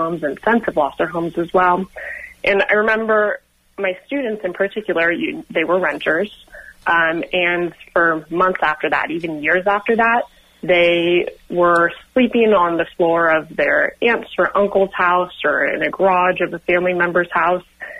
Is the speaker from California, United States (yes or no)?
yes; Sonoma County, California, United States; I was born and raised in Sonoma County and still live in Sonoma County right now